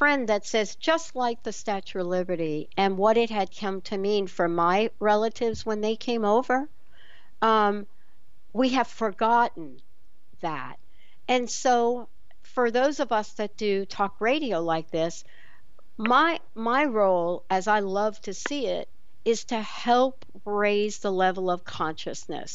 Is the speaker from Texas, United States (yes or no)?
no; New York, United States; growing up in the East Coast and growing up in New York